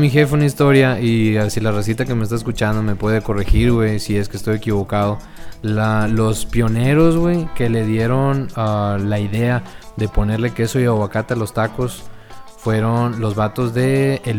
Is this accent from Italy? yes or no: no; Matamoros, Tamaulipas, Mexico; porque nosotros somos exactamente originarios de Matamoros, Tamaulipas.